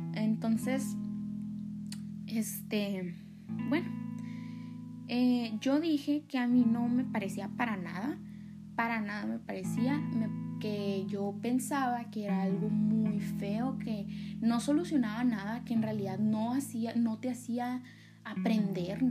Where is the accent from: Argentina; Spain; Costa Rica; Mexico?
Mexico; Sonora; Me encanta mi cultura, me encanta mi estado, mi pueblo